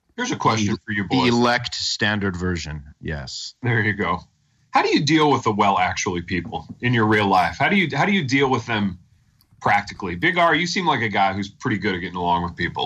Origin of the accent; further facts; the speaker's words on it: the North, United States; now in Southern US; we're both men of the North